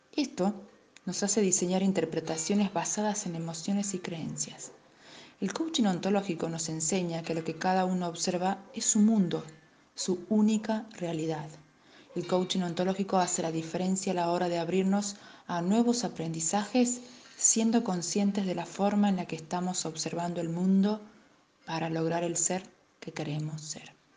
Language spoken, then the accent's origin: Spanish; Tucumán, Argentina; soy de Argentina, Tucumán